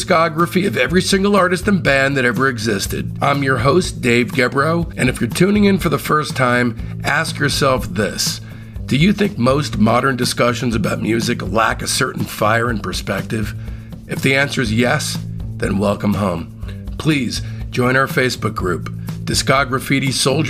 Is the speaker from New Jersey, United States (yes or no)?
yes; Livingston, New Jersey, United States; my hometown of Livingston, New Jersey